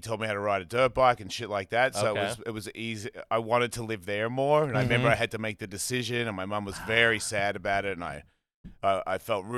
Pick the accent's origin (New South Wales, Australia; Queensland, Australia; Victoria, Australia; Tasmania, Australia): Victoria, Australia; Melbourne; Melbourne, Australia.